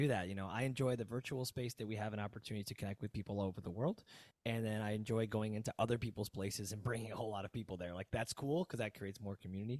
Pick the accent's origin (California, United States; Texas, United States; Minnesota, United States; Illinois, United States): Illinois, United States; Aurora; moved away; also born or lived in South Florida; I'm originally from Aurora